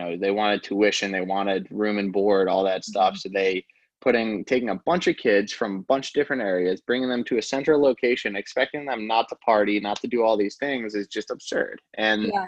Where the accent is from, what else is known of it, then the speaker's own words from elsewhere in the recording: Baltimore, Maryland, United States; I'm from the Baltimore area, so I'm living in Baltimore right now